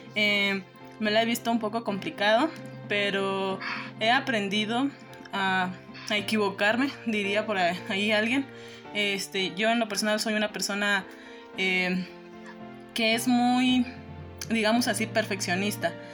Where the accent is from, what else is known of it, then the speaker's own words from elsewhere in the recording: Mexico; also born or lived in Guerrero; yo nací en el estado de Guerrero. Desde pequeña pues llegamos aquí a México y aquí es donde he crecido